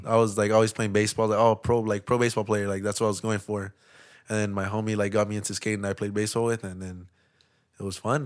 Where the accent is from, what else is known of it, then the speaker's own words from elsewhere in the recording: Los Angeles, California, United States; also born or lived in Lynwood, California; I grew up in East L